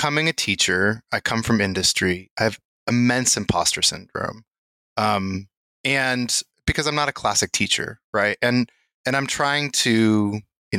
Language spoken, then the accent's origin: English; Lesotho; also born or lived in Massachusetts, United States; now in Hawaii, United States; I grew up in Lesotho in Southern Africa in a really communal learning environment